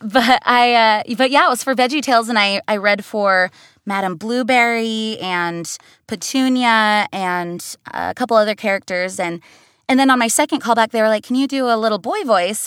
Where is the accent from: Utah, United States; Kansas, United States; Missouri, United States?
Utah, United States; moved away; I grew up in Utah